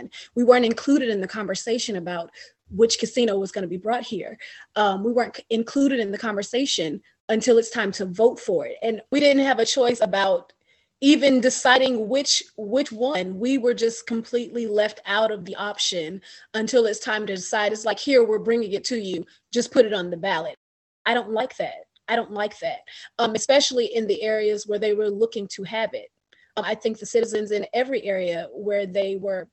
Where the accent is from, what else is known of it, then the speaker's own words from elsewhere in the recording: Winston-Salem, North Carolina, United States; now in Richmond, United States; I'm not from here. I'm from Winston-Salem, North Carolina. But I've been here a while